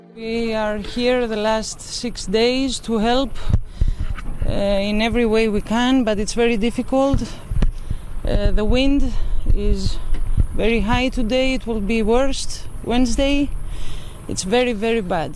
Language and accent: English; Germany; moved away; I grew up in Germany myself